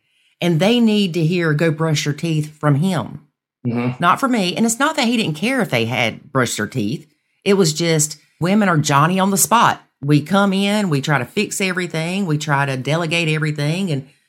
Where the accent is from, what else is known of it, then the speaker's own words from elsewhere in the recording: South Carolina, United States; South Carolina.